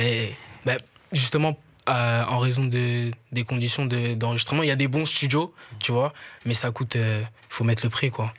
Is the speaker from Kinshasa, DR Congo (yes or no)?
yes; Kinshasa, DR Congo; moved away as an adult; now in Brussels, Belgium; J'ai grandi là-bas